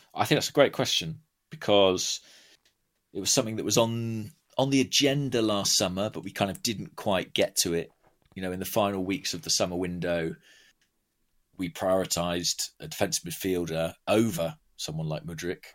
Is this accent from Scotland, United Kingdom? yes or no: no; Watford, East of England, United Kingdom; also born or lived in Borehamwood; I was born in Watford opposite the stadium.